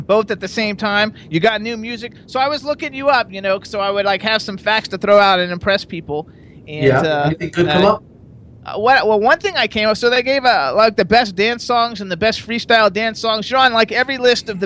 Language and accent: English; Fort Lauderdale, Florida, United States; I was from Fort Lauderdale, so, like, TKA and Trenier and Lanier and all those guys were, like, from my hometown